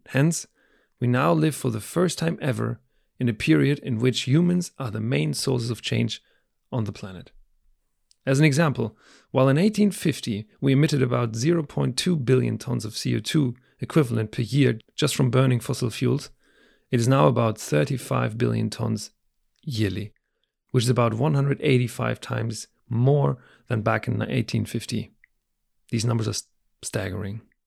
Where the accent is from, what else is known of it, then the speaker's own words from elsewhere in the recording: Germany; moved away; my home country, Germany